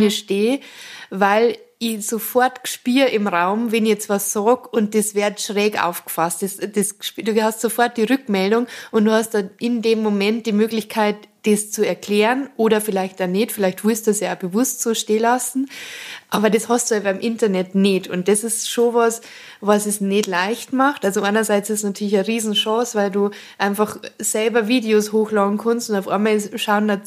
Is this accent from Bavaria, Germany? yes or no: yes; Bavaria, Germany; accent: Bavarian; first language Bavarian; Und für mich ist das Bayerische einfach meine erste Sprache so.